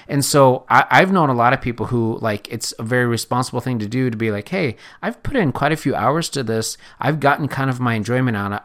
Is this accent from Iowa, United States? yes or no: yes; Correctionville, Iowa, United States; moved away; growing up in Correctionville, Iowa